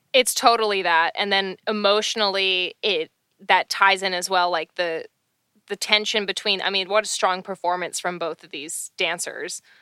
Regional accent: Canada; I'm Canadian

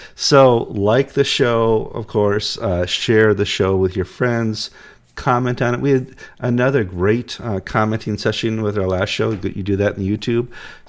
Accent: Midwest, United States; I'm from the Midwest.

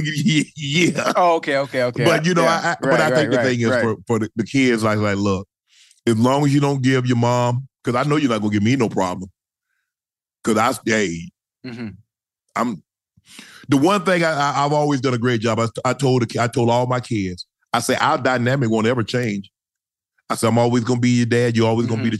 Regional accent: Glennville, Georgia, United States; I grew up in Glenville.

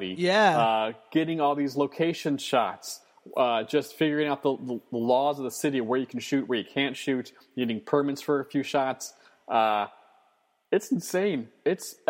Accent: Northern Virginia, United States; now in New York City, United States; I'm from Northern Virginia, which is a northern outpost in a southern state

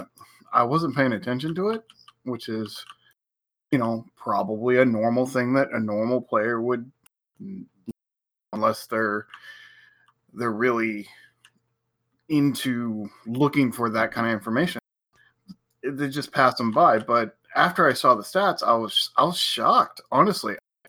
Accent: Portland, Oregon, United States; growing up in Portland, which is a very organic, diverse city

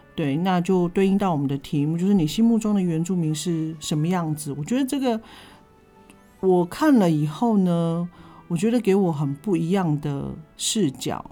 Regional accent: Pingtung County, Taiwan; also born or lived in Chaozhou, Pingtung; 南部，就是我们屏东这边

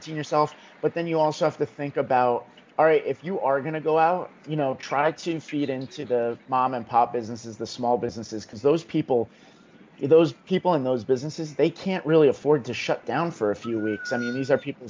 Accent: New Jersey, United States; I grew up in New Jersey, about 15 minutes west of the city

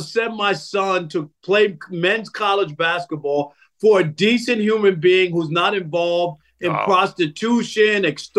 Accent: Queens, New York, United States; I grew up in Jamaica, Queens. That's where St. John's is. I could walk to St. John's.

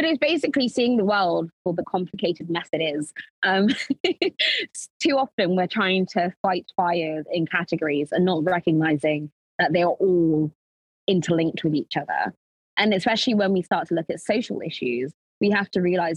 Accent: London, United Kingdom; also born or lived in Lincolnshire; growing up, I grew up in North London in Tottenham

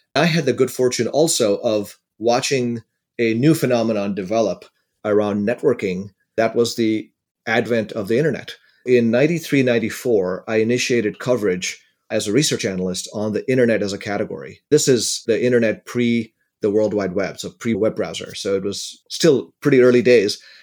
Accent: India; now in United States; I grew up in India in a relatively poor family, And I had the good fortune of being able to come to the United States

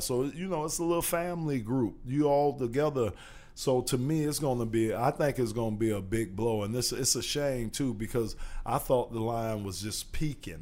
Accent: Miami, Florida, United States; also born or lived in Arizona; I'm from Miami

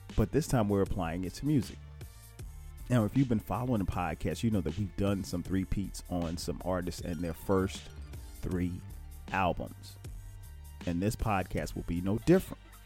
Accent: South Carolina, United States; I'm from South Carolina

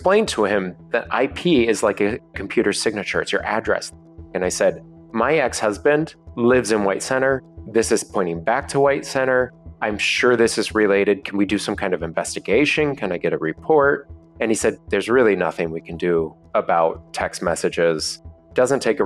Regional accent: Seattle, Washington, United States; I'm in my hometown of Seattle

